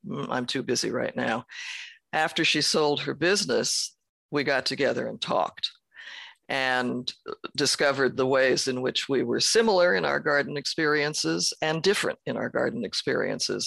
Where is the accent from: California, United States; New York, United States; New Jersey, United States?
California, United States; San Francisco; I was born in San Francisco